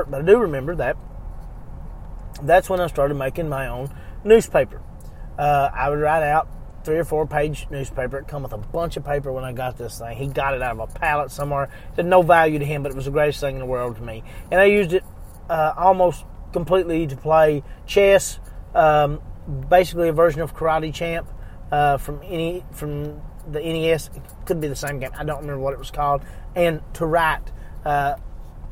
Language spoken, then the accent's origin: English; Eastern Kentucky, United States; I was born in 1982 in Eastern Kentucky, and I was very much a very imaginative kid, spent a ton of time outside